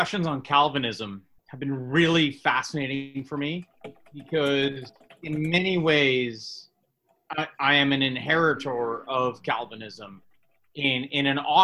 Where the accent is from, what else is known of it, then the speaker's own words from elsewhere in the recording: South Africa; now in Canada; the church that I was born into in South Africa to Canada was the United Church of Canada